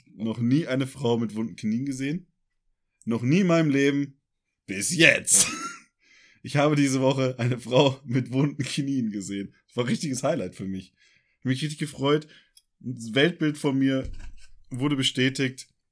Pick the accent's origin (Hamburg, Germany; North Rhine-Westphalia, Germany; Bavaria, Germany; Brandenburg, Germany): North Rhine-Westphalia, Germany; Ruhr area; Tor zum Münsterland, wie man ja auch äh, meine tolle Heimatstadt nennt.